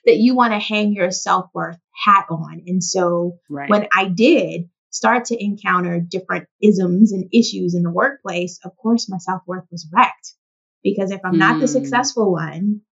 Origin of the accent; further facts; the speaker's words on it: the South, United States; my journey as a young girl growing up in the South